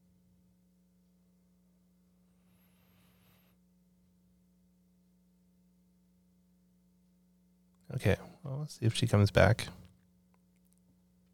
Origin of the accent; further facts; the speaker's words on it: British Columbia, Canada; moved away as an adult; also born or lived in Toronto, Canada; I'm originally from the West Coast and was just living in Toronto for just about 5 years for work. And, with COVID and everything, just decided to move back to British Columbia to be closer